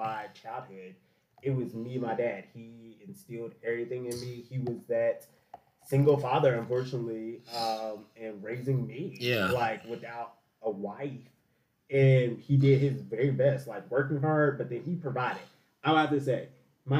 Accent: Louisville, Kentucky, United States; my grandmothers played a big part in, and grandparents actually played a big part in helping me because my dad worked at least an hour away from Louisville.

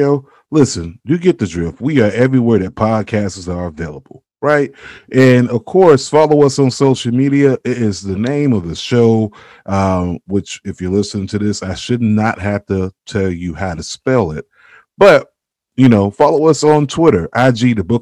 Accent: Florida, United States; now in Cleveland, United States; I'm originally from Florida

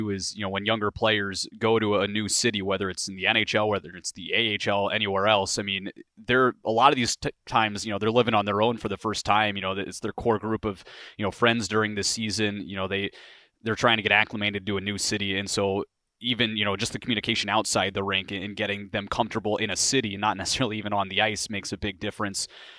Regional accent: Illinois, United States; I'm from Illinois, so I tend to follow the Chicago teams.

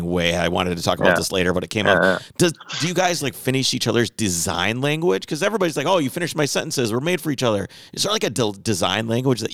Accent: Minnesota, United States; we're from Minnesota

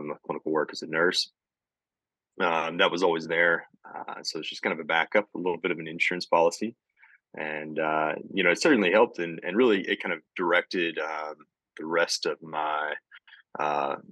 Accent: Southeast Missouri, United States; moved away as an adult; also born or lived in Jonesboro, Arkansas; now in Kirksville, United States; I am originally from Southeast Missouri, along the Boot Hill, a small town called Zenith, Missouri

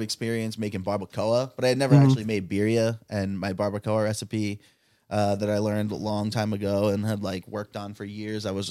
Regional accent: New York City, New York, United States; moved away as an adult; also born or lived in Hudson Valley, New York / Providence, Rhode Island; now in Rhode Island, United States; I'm from New York City

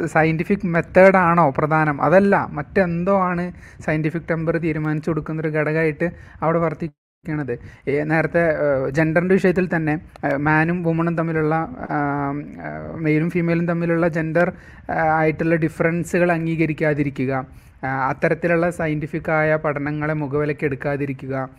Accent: Thrissur, Kerala, India; ഞാൻ തൃശ്ശൂർക്കാരനാണ്

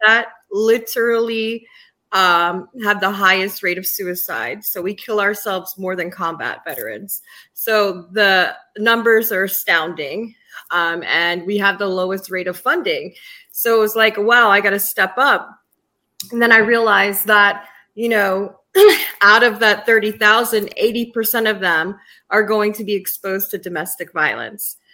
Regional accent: Yonkers, New York, United States; also born or lived in Charlotte area, North Carolina / Washington, District of Columbia, United States; now in Poconos, United States; Yonkers, New York, for half of my life and uh, and the South for the other

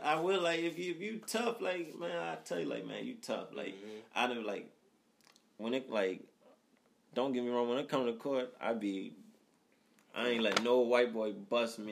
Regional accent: Baltimore, Maryland, United States; I'm from over west. Grew up in Presbury Street, right by um, right by Coppin

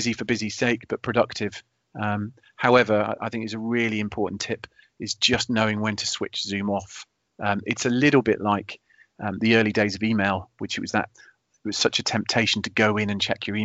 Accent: United Kingdom; being British

